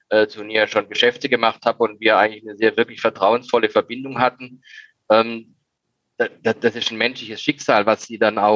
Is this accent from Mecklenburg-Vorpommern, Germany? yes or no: no; Baden-Württemberg, Germany; born there; ich bin von einem relativ, also einem relativ harten Holz geschnitzt als gebürtiger Schwarzwälder.